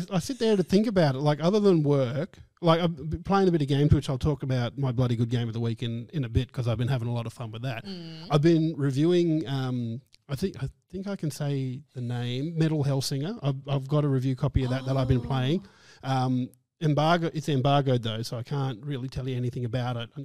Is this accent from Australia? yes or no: yes; Australia; as an Aussie kid